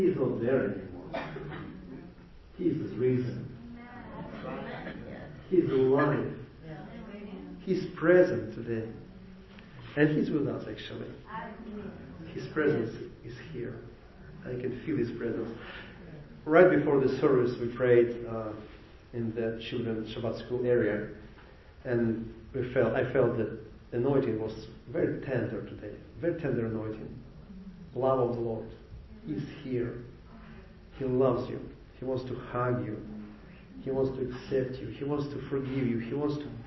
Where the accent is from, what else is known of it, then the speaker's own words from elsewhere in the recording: Ukraine; English is a second language; now in Jacksonville, United States; I came from Ukraine.